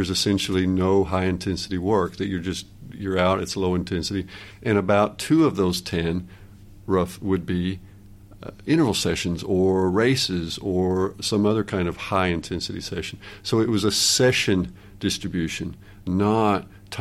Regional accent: United States; moved away as an adult; now in Norway; I'm an American by birth and training, and then I moved to Norway 23 years ago

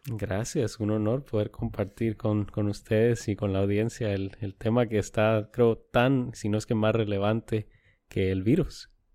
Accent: Guatemala; now in San Antonio, United States; yo nacido y crecido en Guatemala

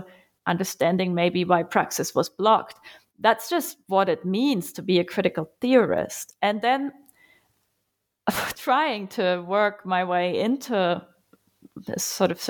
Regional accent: Germany; English is a second language; I'm from Germany. Most of my academic training was spent there. I have spent some time in Cambridge and at the New School as well, though. And I've actually grown up very far away from the university on a little farm doing stuff in the fields and with horses.

